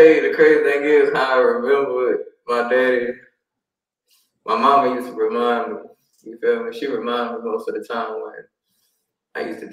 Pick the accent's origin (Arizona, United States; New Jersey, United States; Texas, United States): Texas, United States; Houston; I'm on the north side, but I grew up in 59 by Rosewood, Homestead area too